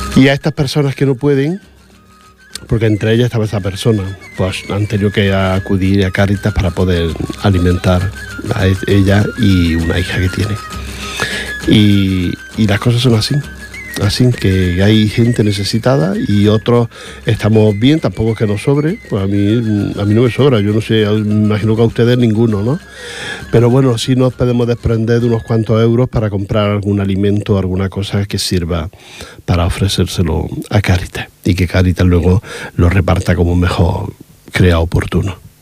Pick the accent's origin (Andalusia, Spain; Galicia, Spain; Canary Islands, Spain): Andalusia, Spain; Granada; soy de Granada y la mitad de los pueblos que nombran, o más de la mitad los conozco